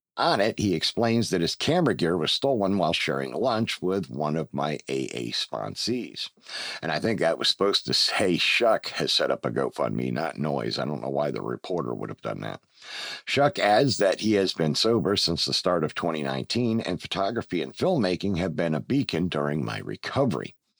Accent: Pennsylvania, United States; my home state of Pennsylvania

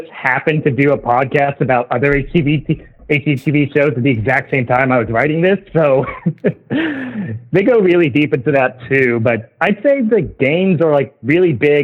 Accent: the South, United States; growing up in the South all my life

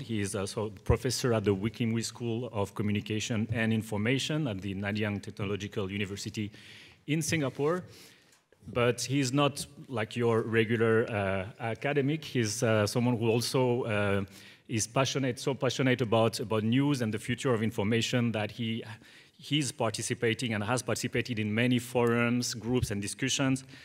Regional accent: Bordeaux, Nouvelle-Aquitaine, France; moved away; I come from, from France, from a relatively small town, which is called Bordeaux

